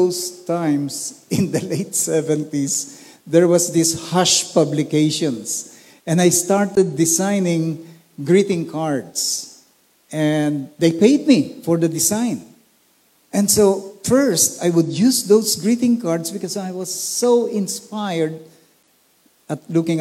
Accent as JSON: {"language": "English", "town": "Olongapo", "region": "Central Luzon", "country": "Philippines", "tie": "born or raised there", "said": "I grew up in Olongapo City"}